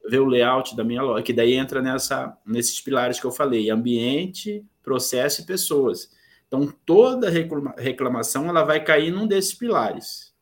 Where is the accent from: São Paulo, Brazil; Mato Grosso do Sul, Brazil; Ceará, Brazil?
Mato Grosso do Sul, Brazil; Corumbá; now in Campo Grande, Brazil; sou natural de Corumbá, é, é uma cidade do interior do estado de Mato Grosso do Sul, mas hoje eu vivo em Campo Grande, que é a capital do estado.